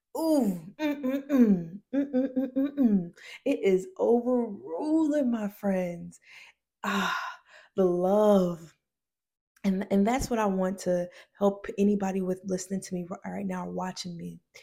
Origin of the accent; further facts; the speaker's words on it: Decatur, Georgia, United States; I'm from a place called Decatur, Georgia.